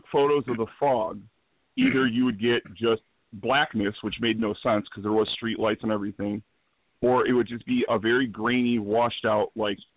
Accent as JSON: {"language": "English", "town": "Dolton", "region": "Illinois", "country": "United States", "tie": "born or raised there", "said": "I grew up in Dalton"}